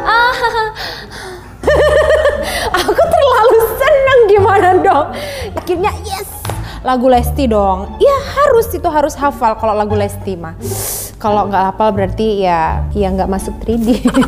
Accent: Java, Indonesia; aku orang Jawa

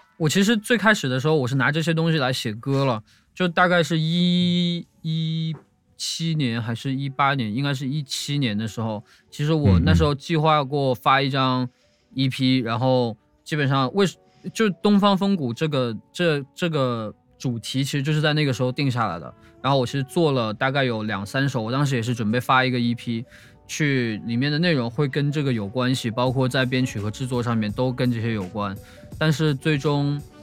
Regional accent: northern China, China; moved away; 因为我是北方人嘛，我是从小听北京说唱长大的

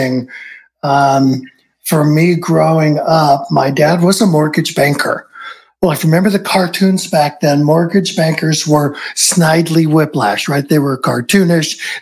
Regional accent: Southern California, United States; I grew up in Southern California, shadows of Hollywood

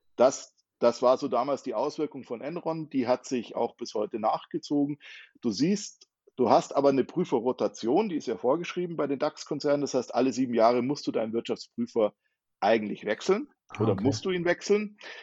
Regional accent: near Munich, Bavaria, Germany; ich komme aus der Nähe von München.

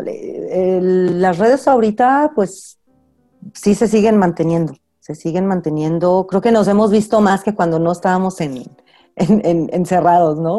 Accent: Aguascalientes, Mexico; yo soy de Aguascalientes y siempre estoy muy atenta a, a lo que se hace en Aguascalientes

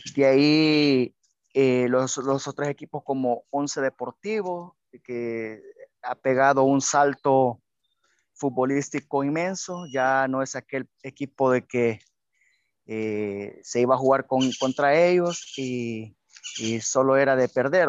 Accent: El Salvador; Como todos salvadoreños quisiéramos ver a nuestra selección en un mundial, entonar nuestro himno nacional

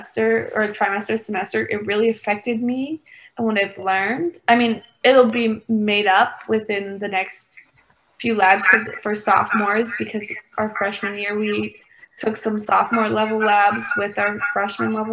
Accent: Ohio, United States; moved away; back home for me, I'm from Ohio

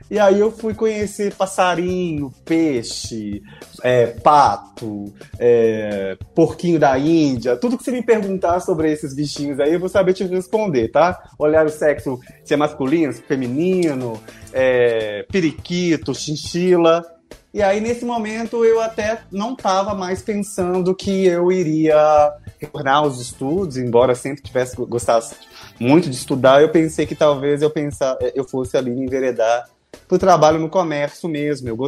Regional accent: Betim, Minas Gerais, Brazil; now in Belo Horizonte, Brazil; hoje eu moro em Belo Horizonte, né, num bairro Santa Teresa, acho que muitos conhecem, mas eu nasci, e sou da cidade de Betim, eu, que é uma cidade aqui, né, da região metropolitana

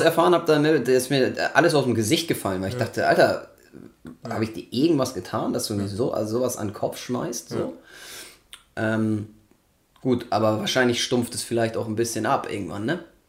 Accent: Germany

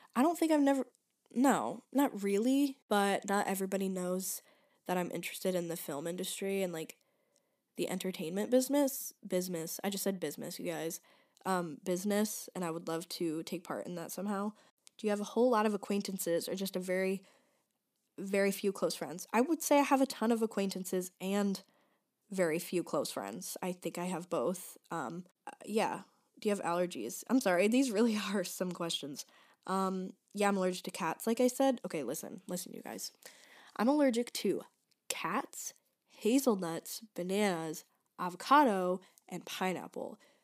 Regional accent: Michigan, United States; moved away as an adult; now in Chicago, United States; I go to DePaul University in Chicago, but I'm from Michigan.

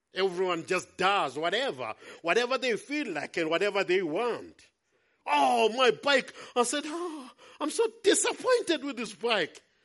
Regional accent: Howick, KwaZulu-Natal, South Africa; I'm come from Howick. Our church is in Hilton.

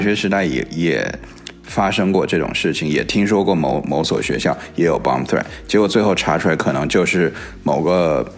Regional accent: United States; 因为我从小就在美国那个长大嘛

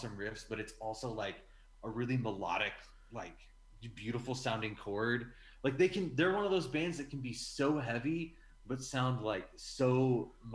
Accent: Midwest, United States; we're from the Midwest

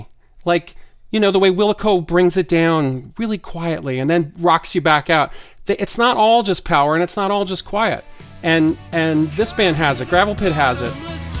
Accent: New York, United States; also born or lived in Connecticut; I'm a New Yorker

